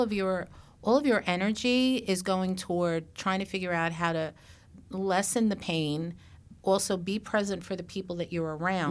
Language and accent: English; New York, United States; I'm from New York